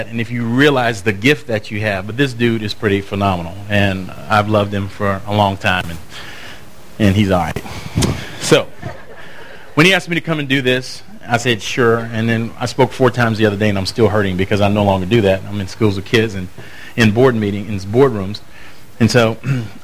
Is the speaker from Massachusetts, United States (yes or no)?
no; Lafayette, Louisiana, United States; also born or lived in Houston; now in New York City, United States; I grew up in Lafayette, Louisiana, so the humidity is making me feel like I'm back at home